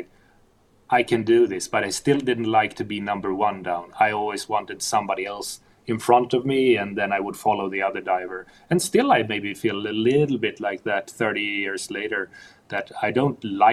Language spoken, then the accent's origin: English; Stockholm, Stockholm County, Sweden; growing up in Stockholm, diving in Stockholm for the first 15 years